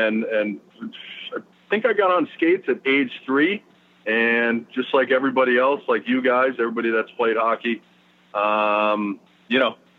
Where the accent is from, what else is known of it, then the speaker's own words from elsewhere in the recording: Clifton Park, New York, United States; also born or lived in Schenectady, New York; So I'm actually from Clifton Park, New York, which is about 20 minutes north. So grew up there for most of my life.